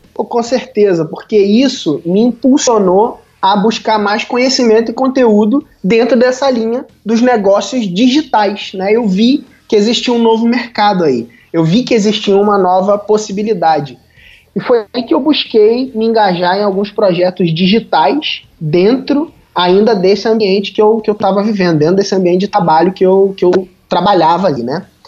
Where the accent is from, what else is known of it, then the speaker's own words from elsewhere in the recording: Cabo Frio, Rio de Janeiro, Brazil; sou de Cabo Frio